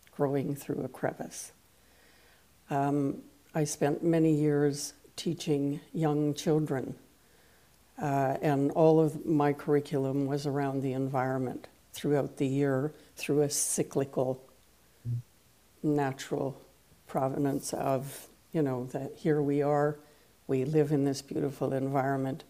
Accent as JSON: {"language": "English", "region": "East Coast of Canada", "country": "Canada", "tie": "born or raised there", "first_language": "French", "second_language": "English", "moved": "yes", "lives_now": "Victoria, Canada", "said": "I hail from the West Coast, having begun my life on the East Coast of Canada. I live on the island of Vancouver in the city of hmm. Victoria"}